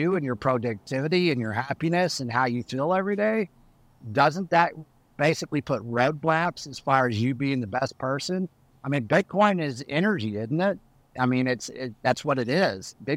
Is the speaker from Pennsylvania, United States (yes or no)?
no; Canyon, Texas, United States; I come from Texas, West Texas. I grew up around cows